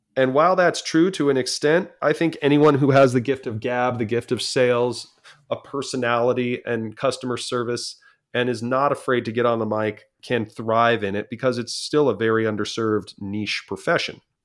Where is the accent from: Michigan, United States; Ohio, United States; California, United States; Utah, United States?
California, United States; San Clemente; California is my home. I grew up in the San Clemente, class of two thousand, San Clemente Tritons